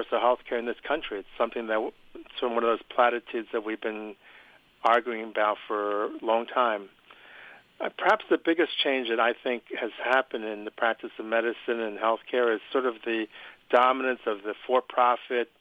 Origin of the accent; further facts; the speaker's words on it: Philadelphia, Pennsylvania, United States; I'm from Philadelphia, Pennsylvania